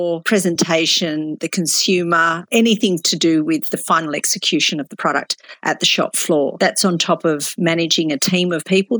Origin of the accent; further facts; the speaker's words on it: Tasmania, Australia; moved away as an adult; also born or lived in Melbourne; I grew up in Tasmania